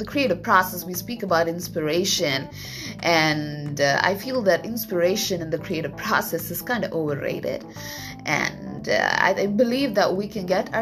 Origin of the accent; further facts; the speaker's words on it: India; moved away as an adult; also born or lived in Vietnam; now in Japan; I was born and raised in India for a very long time. That's like 25 years.